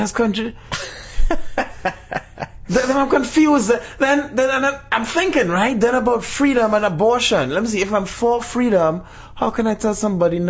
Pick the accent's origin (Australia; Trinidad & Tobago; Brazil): Trinidad & Tobago; I'm Trinidadian.